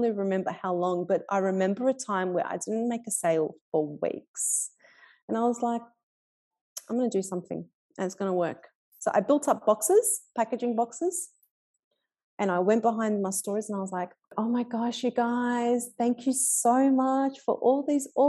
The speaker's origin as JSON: {"language": "English", "town": "Melbourne", "region": "Victoria", "country": "Australia", "tie": "born or raised there", "said": "I grew up in Fitzroy and I'm still in Fitzroy"}